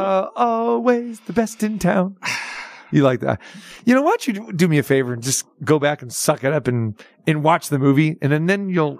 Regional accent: Sacramento, California, United States; now in Las Vegas, United States; I grew up in Sacramento.

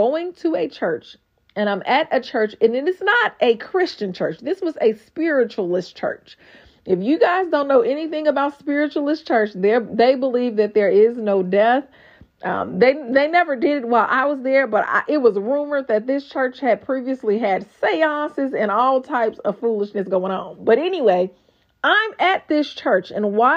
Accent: Gary, Indiana, United States; accent: GI accent; moved away as an adult; also born or lived in Texas; I was born and raised in Gary, Indiana.

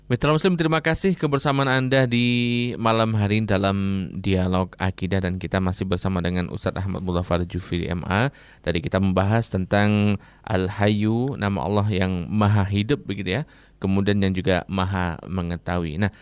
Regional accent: Kediri, East Java, Indonesia; Nah ini bagaimana dengan yang ada di daerah saya di Kediri itu kan ada orang yang dia mengaku mengetahui segala hal.

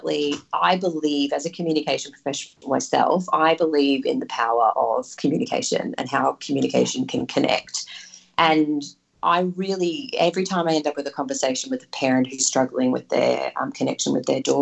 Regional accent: Yeppoon, Queensland, Australia; moved away; I'm from Yeppoon originally, up in central Queensland, small town on the coast.

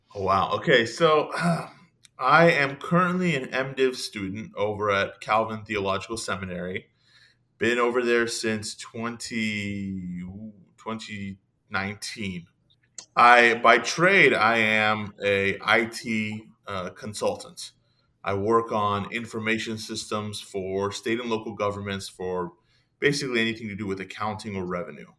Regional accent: San Jose, California, United States; I was born here in America, converted to Christianity in my teens. When I did, I began to attend an Iranian Christian church that was in my area. I lived in San Jose, California

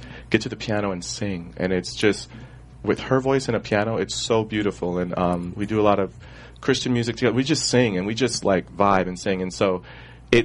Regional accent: Pasadena, California, United States; also born or lived in Alabama; I'm from L.A. I was raised primarily in Pasadena and where I live now in View Park, L.A.

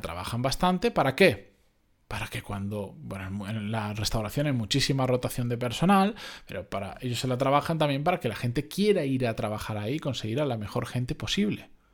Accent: Benidorm, Valencian Community, Spain; moved away; Yo soy originariamente de Benidorm, ciudad turística por defecto para quien no lo sepa

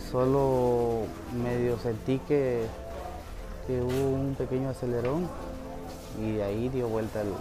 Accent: Guatemala; Yo salí el martes de, allá de Guatemala. Este, entré por la frontera de la Mesilla.

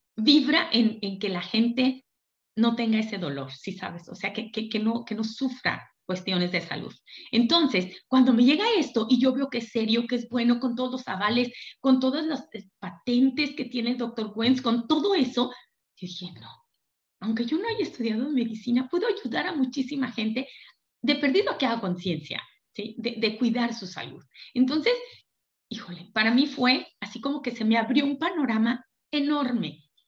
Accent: Durango, Mexico; Yo soy de Durango

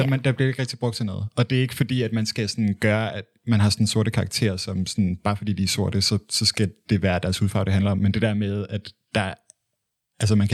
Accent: Michigan, United States; når jeg er fra Michigan

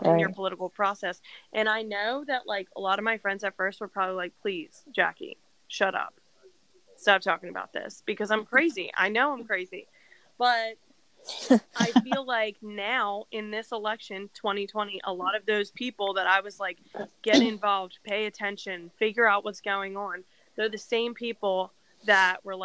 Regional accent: New Jersey, United States; moved away as an adult; also born or lived in West Virginia; growing up in New Jersey and then going to school in West Virginia

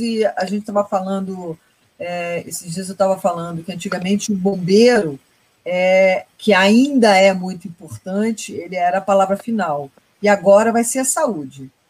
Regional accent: Brazil; a gente é brasileiro

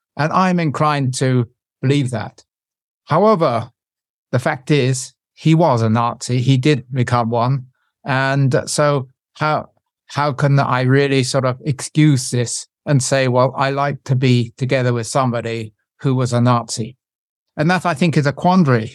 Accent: United Kingdom; moved away as an adult; I'm born British

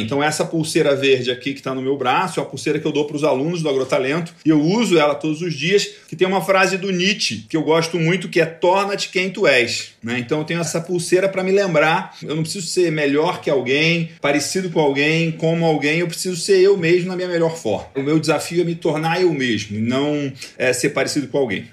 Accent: Rio de Janeiro, Brazil; moved away as an adult; also born or lived in Goiás / Goiânia / Piracicaba; now in Santana de Parnaíba, Brazil; Eu sou nascido no Rio de Janeiro, sou criado em Goiás, morei 20 anos em Piracicaba e desde 2016, tem quase 5 anos, eu mudei aqui para Alphaville

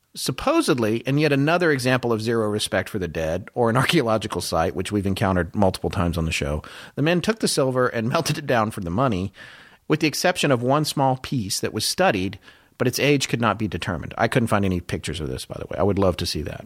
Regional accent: United States; as an American

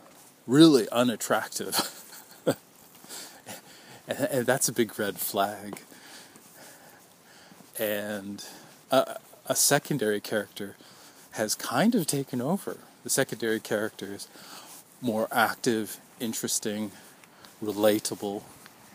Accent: Vancouver, British Columbia, Canada; My family is from out of town. I was born in Vancouver

